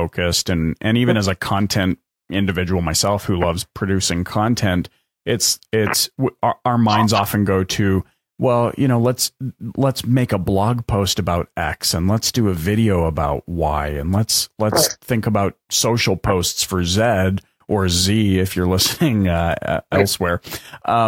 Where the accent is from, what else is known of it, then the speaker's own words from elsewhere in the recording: British Columbia, Canada; moved away as an adult; now in Alberta, Canada; growing up in British Columbia